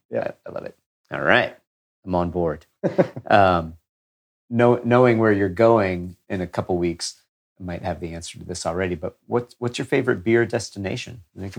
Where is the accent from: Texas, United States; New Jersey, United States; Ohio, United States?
Texas, United States; I grew up in Texas